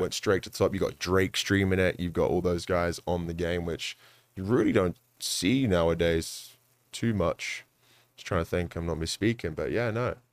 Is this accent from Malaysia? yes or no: no; London, United Kingdom; now in United States; I'm from London